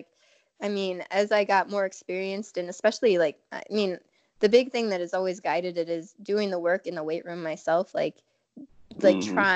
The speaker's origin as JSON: {"language": "English", "region": "Alaska", "country": "United States", "tie": "born or raised there", "said": "I grew up in Alaska"}